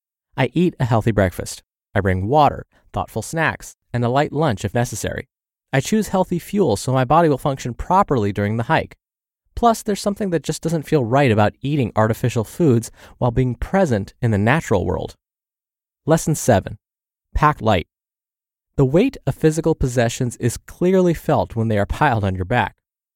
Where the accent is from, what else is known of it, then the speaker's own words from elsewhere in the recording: South Dakota, United States; also born or lived in Vermont; I could blame it on the fact that I grew up on the Great Plains of South and North Dakota.